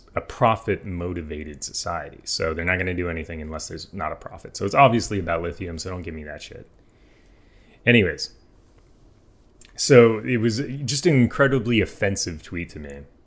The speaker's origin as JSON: {"language": "English", "country": "United States", "said": "I'm American."}